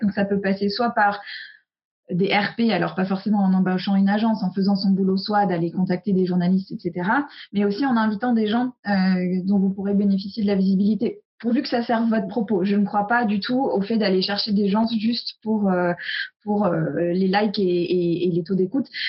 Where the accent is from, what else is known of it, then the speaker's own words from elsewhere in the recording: United States; moved away; j'ai grandi aux US et je suis très imprégnée de la culture